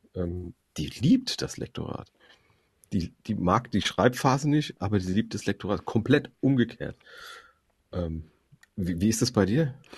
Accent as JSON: {"language": "German", "town": "Frankfurt", "region": "Hesse", "country": "Germany", "tie": "born or raised there", "said": "ich komme erst mal aus Frankfurt, das ist eine multikulturelle Stadt. Ich bin damit aufgewachsen"}